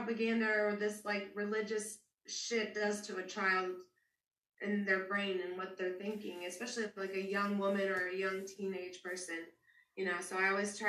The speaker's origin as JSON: {"language": "English", "area": "Wilson County", "region": "Deep South", "country": "United States", "tie": "born or raised there", "moved": "yes", "said": "I grew up in Wilson County. I grew up in... the Deep South"}